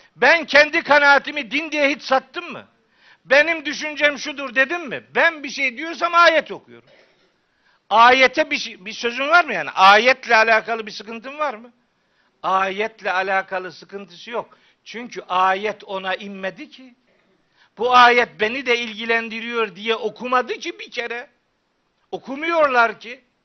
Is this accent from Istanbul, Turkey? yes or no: no; Çaykara, Trabzon, Turkey; moved away; also born or lived in Of; ben Çaykaralıyım